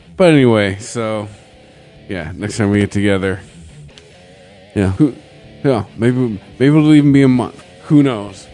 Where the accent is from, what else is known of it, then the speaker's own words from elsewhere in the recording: Detroit, Michigan, United States; we're all from Detroit